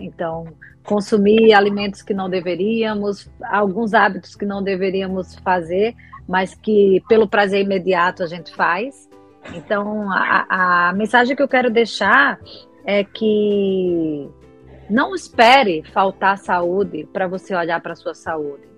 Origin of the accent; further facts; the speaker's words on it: Alagoas, Brazil; moved away as an adult; now in Rio de Janeiro, Brazil; Sou alagoana, mas moro no Rio de Janeiro há 18 anos